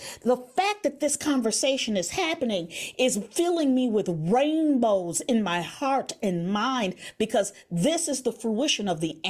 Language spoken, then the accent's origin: English; Chicago, Illinois, United States; where are you from, …? I go from the West Side